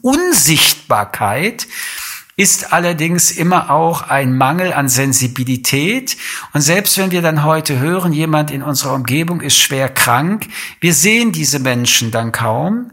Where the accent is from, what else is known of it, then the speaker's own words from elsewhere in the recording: Germany; bei uns in Deutschland